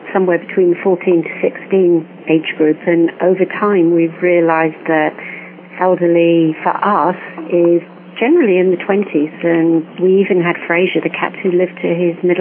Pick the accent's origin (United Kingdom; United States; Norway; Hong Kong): United Kingdom; England; I am English